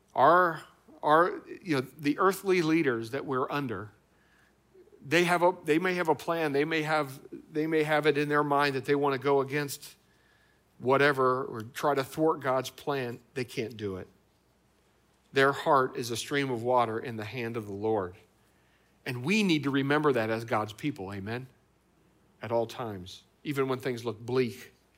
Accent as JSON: {"language": "English", "region": "Indiana", "country": "United States", "tie": "born or raised there", "moved": "yes", "lives_now": "Ohio, United States", "said": "where I grew up in Indiana"}